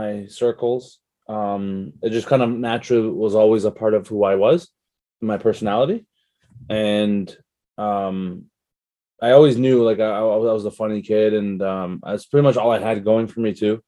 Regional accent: Toronto, Ontario, Canada; I was born and raised in Canada, in Toronto, Toronto, Ontario

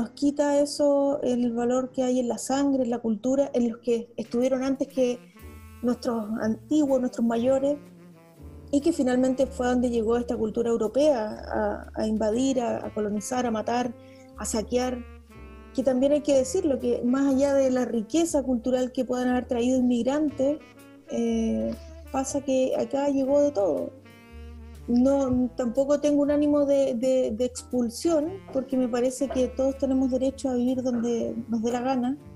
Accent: Patagonia, Chile; yo soy de la Patagonia, entonces, claro, pasa, pasa eso, que cuando estás en zonas extremas

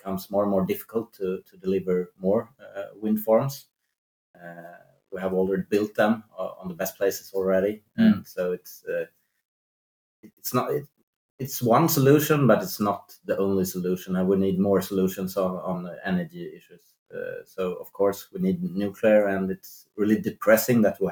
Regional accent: Sweden; in Sweden, we're not at all dependent on gas

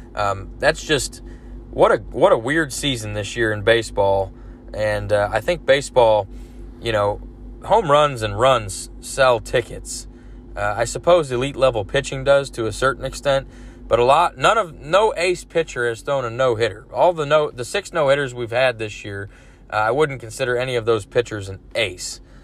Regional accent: Dallas, Texas, United States; Mavericks are my favorite team, my hometown team

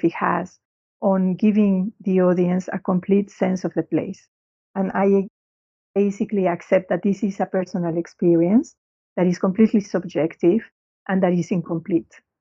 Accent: Mexico; now in London, United Kingdom; growing up in Mexico

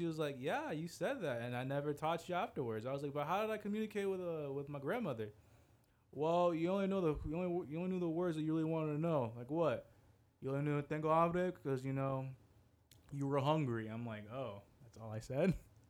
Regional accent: England, United Kingdom; accent: English; I'm going to try keep that different from my English accent.

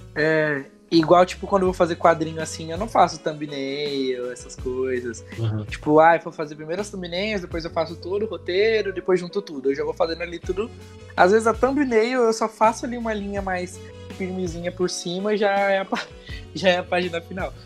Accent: São Paulo, Brazil; lá na, na comunidade que eu cresci, lá no Capão

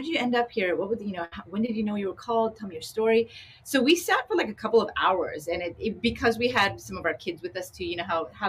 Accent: Canada; also born or lived in Long Beach; now in Sacramento, United States; as a young Asian girl growing up in Canada

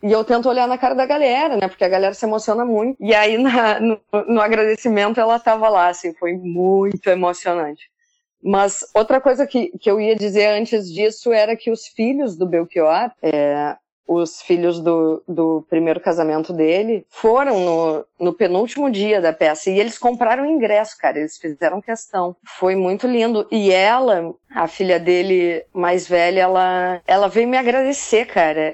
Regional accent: Pelotas, Rio Grande do Sul, Brazil; moved away as an adult; also born or lived in Buenos Aires; now in Rio de Janeiro, Brazil; eu sou de Pelotas, no Rio Grande do Sul

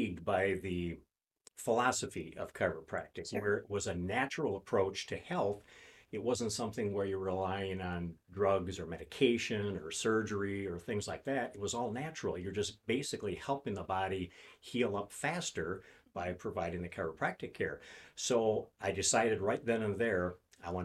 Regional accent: St. Paul, Minnesota, United States; I grew up in St. Paul, so I'm a Minnesota native

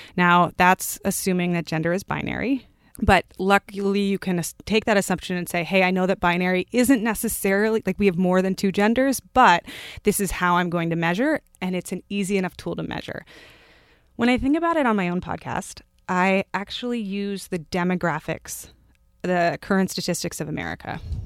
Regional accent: Palo Alto, California, United States; moved away as an adult; also born or lived in Germany / Ohio / Pennsylvania / San Francisco; now in New York City, United States; I was born in Germany. I grew up in Palo Alto, California

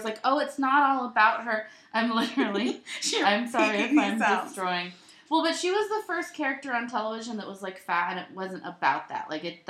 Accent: New York, United States; accent: Long Island; I'm just going to do my Long Island accent because it feels very correct for me.

